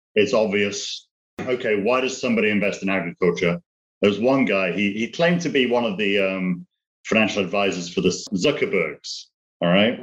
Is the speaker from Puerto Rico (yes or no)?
no; United Kingdom; moved away as an adult; now in United States; British, but I'm uh, living in the States now, dual citizen